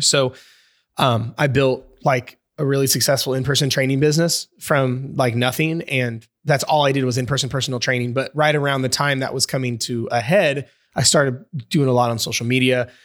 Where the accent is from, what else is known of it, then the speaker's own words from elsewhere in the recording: Indiana, United States; I'm from Indiana, over in the States